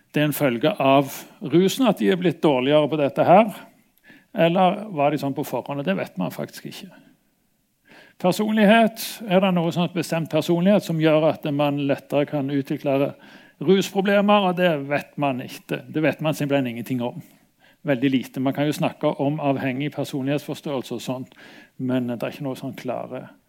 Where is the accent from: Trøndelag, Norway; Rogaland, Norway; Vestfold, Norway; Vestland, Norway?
Rogaland, Norway; Stavanger; moved away; also born or lived in Bergen; jeg kom fra Stavanger